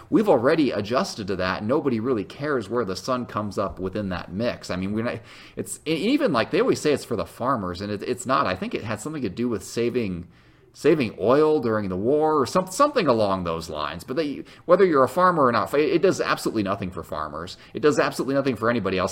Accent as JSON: {"language": "English", "region": "near the Illinois-Indiana border", "country": "United States", "tie": "born or raised there", "moved": "yes", "said": "I grew up near the Illinois-Indiana border, so I was just, so I was just on the other side of the line."}